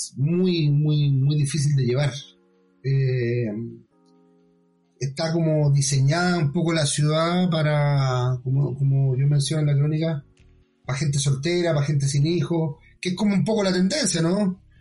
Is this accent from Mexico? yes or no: no; Chile; also born or lived in Ñuñoa, Santiago; nosotros como, como chilenos